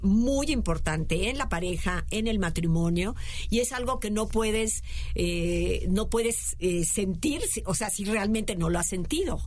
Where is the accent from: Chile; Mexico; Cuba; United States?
Mexico; central Mexico; yo soy del centro